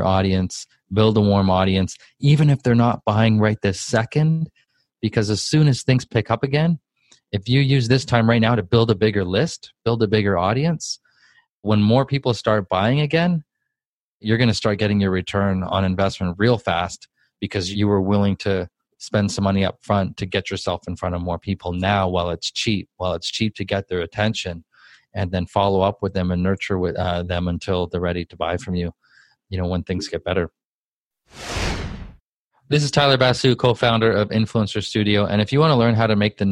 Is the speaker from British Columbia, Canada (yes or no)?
yes; Vancouver, British Columbia, Canada; I'm from Vancouver, Canada, raised in kind of the rougher part of town.